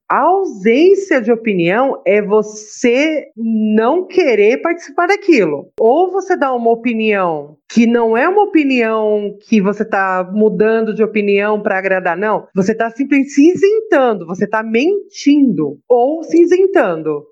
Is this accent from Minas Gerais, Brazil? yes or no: no; São Paulo, Brazil; Eu sou de São Paulo